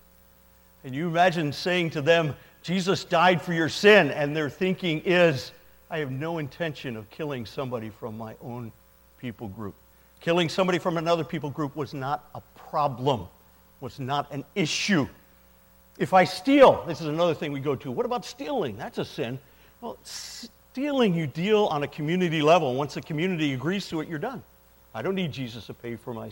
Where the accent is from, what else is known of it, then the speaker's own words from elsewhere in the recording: New Jersey, United States; moved away as an adult; also born or lived in Winston-Salem, North Carolina / northern Kenya; I'm originally from New Jersey